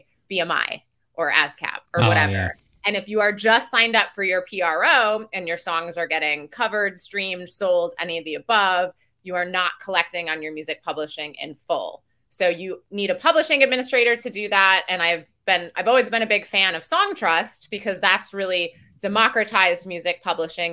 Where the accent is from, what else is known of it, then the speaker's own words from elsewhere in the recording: Milwaukee, Wisconsin, United States; moved away; I'm originally from Wisconsin